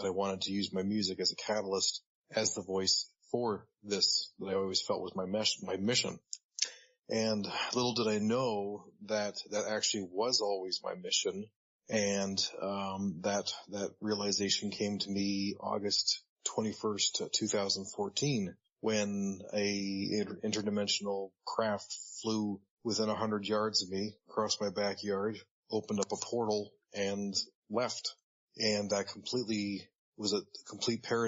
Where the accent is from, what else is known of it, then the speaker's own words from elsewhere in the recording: Orangeville, Ontario, Canada; now in Hamilton, Canada; I live in Hamilton, Ontario, and I grew up in Orangeville, Ontario